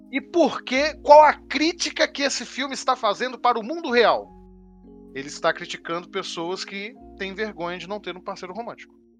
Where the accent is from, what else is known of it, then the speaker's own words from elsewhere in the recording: Brazil; sendo artista no Brasil